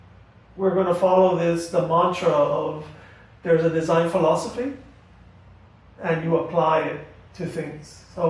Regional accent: United States

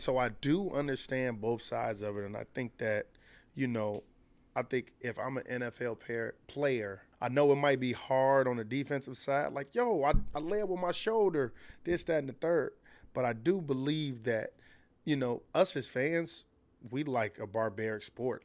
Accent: Chicago, Illinois, United States; I'm from Chicago

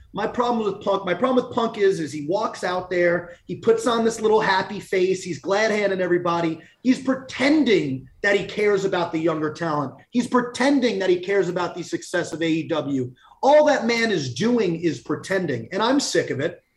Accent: Long Island, New York, United States; come home to Long Island, my roots

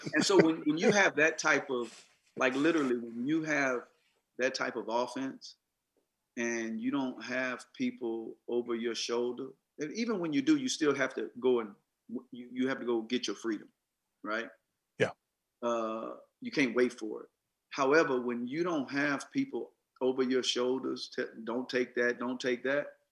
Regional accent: Mississippi, United States; I grew up in Mississippi

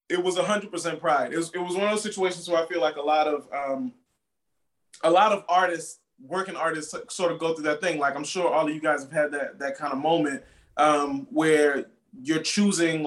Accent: New Orleans, Louisiana, United States; I'm from New Orleans

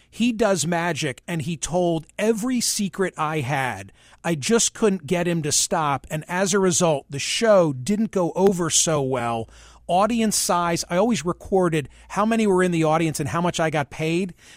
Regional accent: Philadelphia suburbs, Pennsylvania, United States; When I was 12 and living, growing up in the Philly burbs

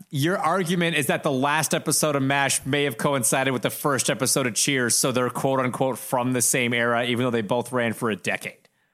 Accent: Toronto, Ontario, Canada; I grew up in Toronto, going to the Rogers Center

